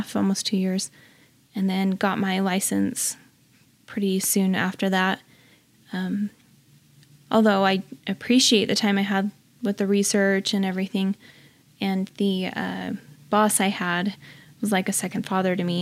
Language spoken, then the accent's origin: English; Orem, Utah, United States; also born or lived in Vernal, Utah; I was raised in Orem, Utah